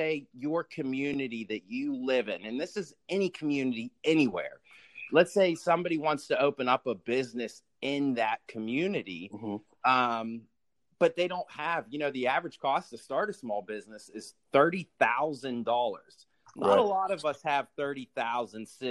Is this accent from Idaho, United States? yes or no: no; Pittsburgh, Pennsylvania, United States; I am originally from Pittsburgh, Pennsylvania, born and raised Steelers fans